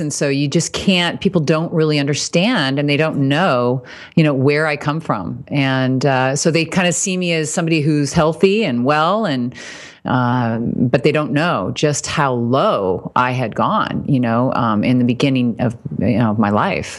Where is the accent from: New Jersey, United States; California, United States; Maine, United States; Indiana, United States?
Indiana, United States; Fort Wayne; moved away; I was raised in Indiana, Fort Wayne, so Midwest